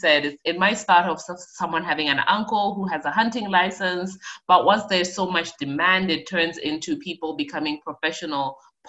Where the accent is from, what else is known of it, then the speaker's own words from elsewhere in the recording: North-West District, Botswana; also born or lived in Zambia / Okavango Delta; I am Zambian. I was born in Zambia, but I moved to Botswana, which is right next door, at 2 years old. So I did all of my schooling, my education there. And I was very fortunate to grow up in the heart of the Okavango Delta.